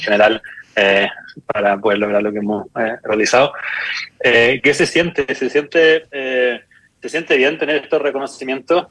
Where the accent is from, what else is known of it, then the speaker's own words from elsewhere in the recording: Chile; moved away as an adult; also born or lived in New York; somos dos chilenos y un griego